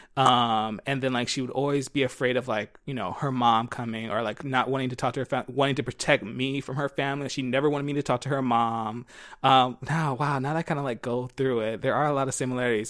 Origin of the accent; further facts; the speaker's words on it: Philadelphia, Pennsylvania, United States; I grew up in Philly